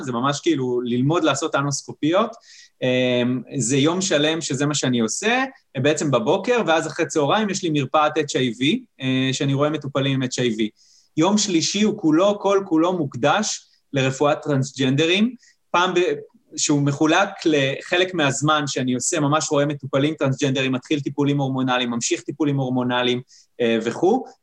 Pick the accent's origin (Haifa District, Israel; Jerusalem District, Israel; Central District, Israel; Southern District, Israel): Haifa District, Israel; Kiryat Motzkin; אני עכשיו רופא משפחה שנמצא בקריית מוצקין, שזה איפה שנולדתי